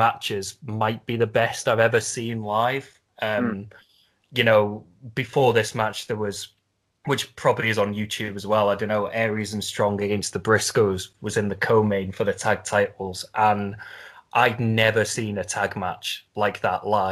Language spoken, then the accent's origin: English; Liverpool, North West England, United Kingdom; Liverpool, which is basically my hometown